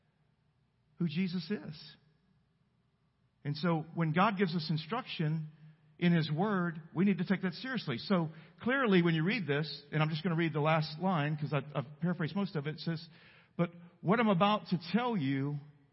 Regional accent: El Campo, Texas, United States; I'm from El Campo, Texas. We don't have mountains. We have rice canals, flat fields

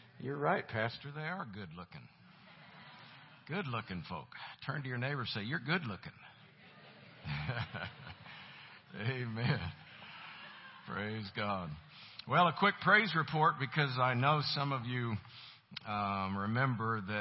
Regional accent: Tampa, Florida, United States; moved away as an adult; also born or lived in Colorado; now in Tulsa, United States; I was born and raised in Tampa, Florida. And lived there for 27 years.

